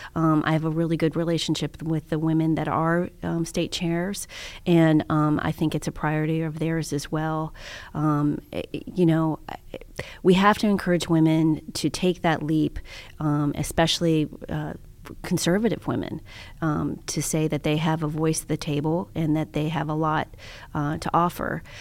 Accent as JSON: {"language": "English", "town": "Cincinnati", "region": "Ohio", "country": "United States", "also_born_or_lived": "Canton, Ohio", "said": "I was from Cincinnati, Ohio"}